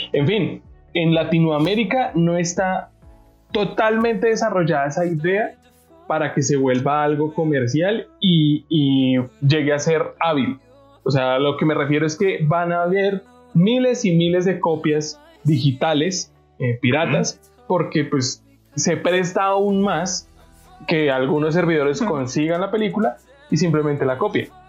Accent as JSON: {"language": "Spanish", "country": "Colombia", "said": "como somos los colombianos"}